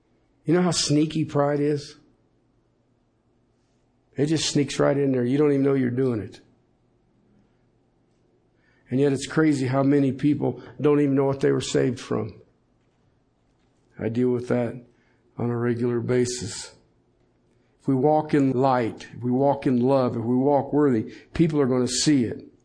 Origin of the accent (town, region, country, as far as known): Colorado, United States